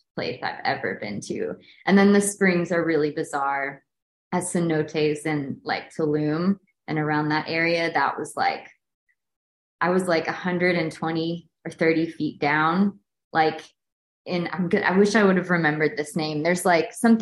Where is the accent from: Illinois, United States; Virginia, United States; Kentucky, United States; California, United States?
Kentucky, United States; moved away; growing up in Kentucky